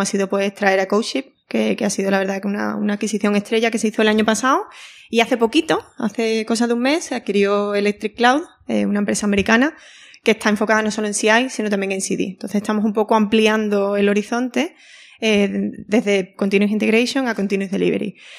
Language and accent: Spanish; Andalusia, Spain; siendo andaluza